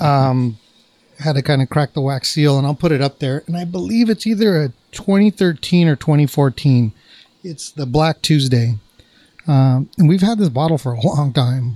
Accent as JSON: {"language": "English", "town": "Placentia", "region": "California", "country": "United States", "tie": "born or raised there", "said": "my hometown, nice Placentia, California"}